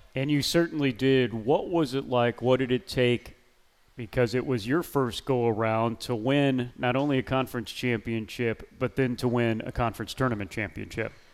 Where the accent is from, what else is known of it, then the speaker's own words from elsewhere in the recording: Missouri, United States; now in North Carolina, United States; I'm from Missouri